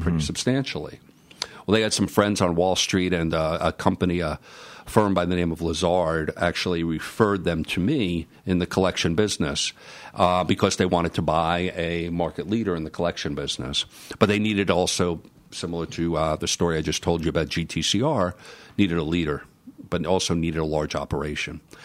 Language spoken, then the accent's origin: English; New York City, New York, United States; moved away as an adult; I'm a kid from the Bronx